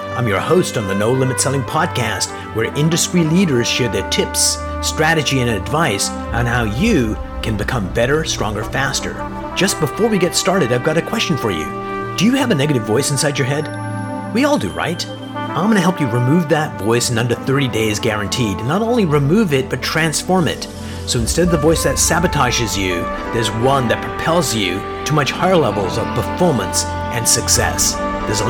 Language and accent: English; Baltimore, Maryland, United States; moved away; I'm from Baltimore